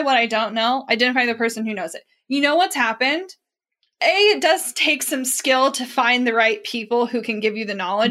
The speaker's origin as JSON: {"language": "English", "region": "Midwest", "country": "United States", "tie": "born or raised there", "said": "we grew up in the Midwest"}